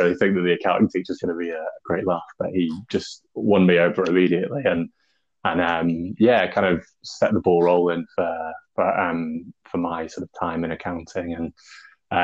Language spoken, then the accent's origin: English; Grimsby, Yorkshire and the Humber, United Kingdom; moved away as an adult; also born or lived in London; I moved up to Grimsby from London when I was about 8 years old.